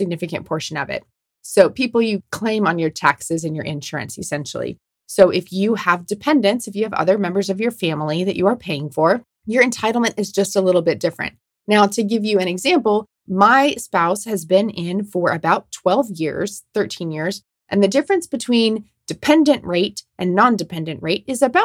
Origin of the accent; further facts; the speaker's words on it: Omaha, Nebraska, United States; Omaha, Nebraska, my hometown